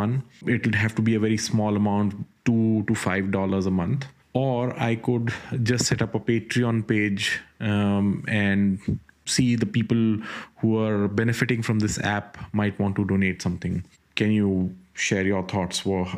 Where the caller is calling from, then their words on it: India; I'm calling you from India.